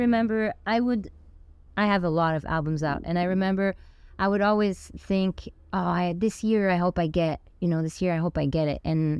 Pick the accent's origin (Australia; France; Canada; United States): France; Samois-sur-Seine, Île-de-France; first language Spanish; English is a second language; moved away; also born or lived in Fontainebleau, France / Dominican Republic (ancestry); I grew up in a little village in France out on the outskirts of Paris. It's a tiny little village called Samois. It's 2,000 people. But it's the village where Django Reinhardt used to live and where he's buried.